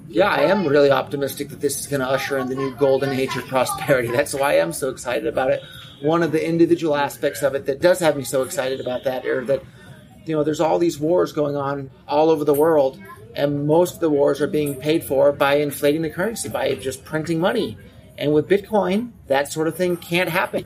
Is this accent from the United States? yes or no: yes; Silicon Valley, California, United States; I was born and raised in Silicon Valley